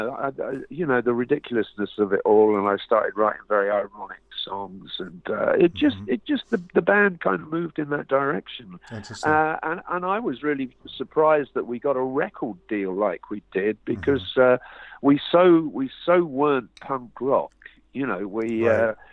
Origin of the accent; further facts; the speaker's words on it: London, United Kingdom; Bobby, uh, Bobby and uh, Bob Suffolk and Bryn, the drummer, were all from South London, but I, I was from North.